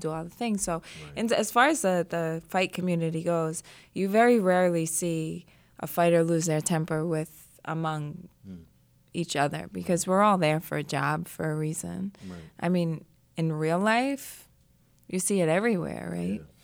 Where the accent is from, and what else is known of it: New York, United States; born or raised there